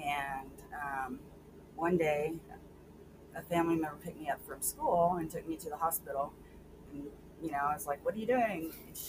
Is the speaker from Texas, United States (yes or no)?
yes; Sweeny, Texas, United States; I grew up in a really small town south near the Gulf Coast called Sweeney.